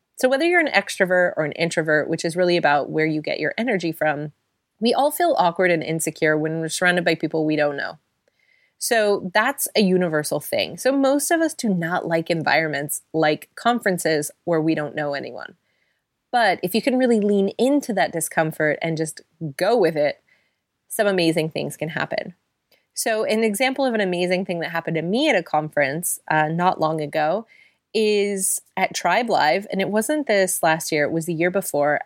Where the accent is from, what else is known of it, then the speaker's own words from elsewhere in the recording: United States; now in London, United Kingdom; We both live in London, we're both American